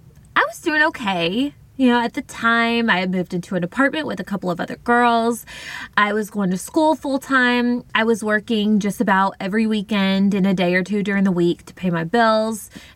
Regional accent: Tennessee, United States; moved away as an adult; now in Mobile, United States; I was living in Mobile, Alabama. I moved to Alabama from Tennessee after high school a couple of years prior to live closer to my dad and family.

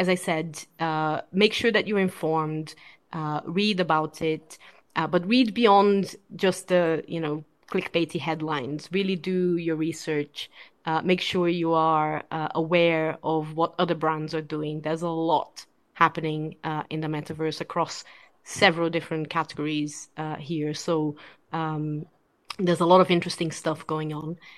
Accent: Brazil; moved away; I'm originally from Brazil

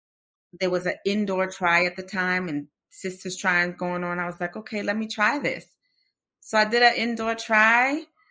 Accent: Austin, Texas, United States; And this is their annual fundraiser. And it's in my hometown in Austin.

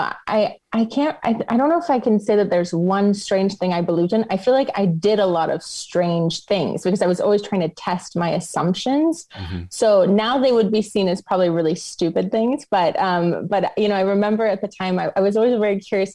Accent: New York City, New York, United States; accent: American; moved away as an adult; also born or lived in India; now in Stuttgart, Germany; I'm originally from New York City, but I've actually been living abroad, mostly in Europe, a little in India for the past 10 years

